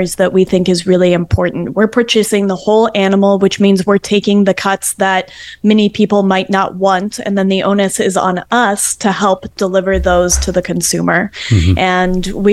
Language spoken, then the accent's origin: English; the West, United States; now in Adirondacks, New York, United States; I'm from the West, and I miss those wide open spaces